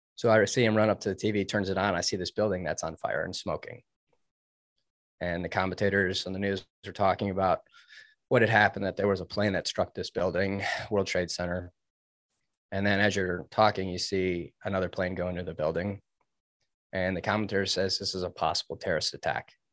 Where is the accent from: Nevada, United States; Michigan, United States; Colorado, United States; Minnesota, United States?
Michigan, United States; suburbs of Detroit; I grew up in Michigan. I was in the suburbs of Detroit